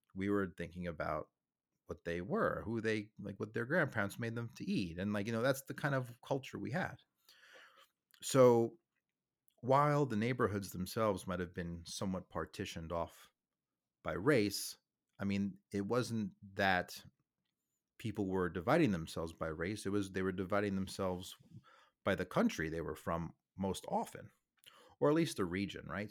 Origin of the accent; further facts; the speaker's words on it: New York City, New York, United States; moved away; I'm from New York City. I'm from the suburbs of New York City. Beautiful town called Staten Island